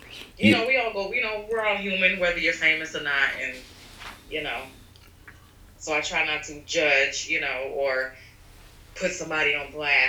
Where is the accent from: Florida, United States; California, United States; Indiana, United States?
Florida, United States; Orlando; moved away as an adult; now in Brooklyn, United States; I'm originally from Florida, Orlando, Florida.